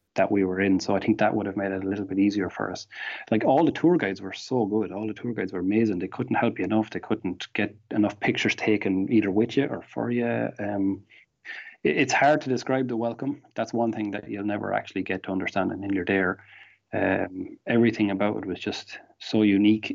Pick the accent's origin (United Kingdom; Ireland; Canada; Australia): Ireland; accent: thick Irish